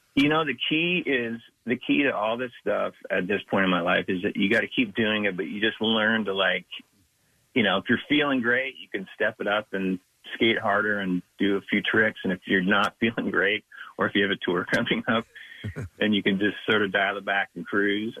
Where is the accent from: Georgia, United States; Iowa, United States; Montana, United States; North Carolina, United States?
Montana, United States; Big Sandy; I grew up in Big Sandy, which is super, super isolated.